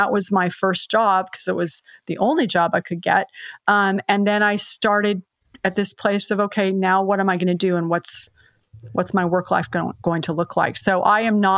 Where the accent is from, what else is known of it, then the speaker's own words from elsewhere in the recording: San Jose, California, United States; I was raised in San Jose, California